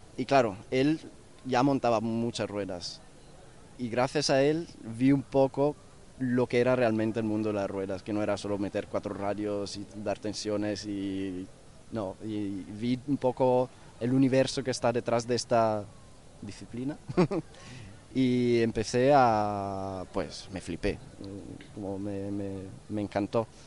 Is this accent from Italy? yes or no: yes; northern Italy, Italy; moved away as an adult; now in Barcelona, Spain; yo vengo del norte de Italia